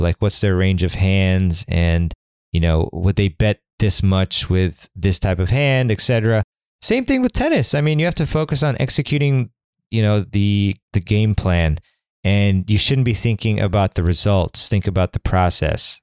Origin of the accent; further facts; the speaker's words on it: Washington, District of Columbia, United States; the City Open, which is my hometown tournament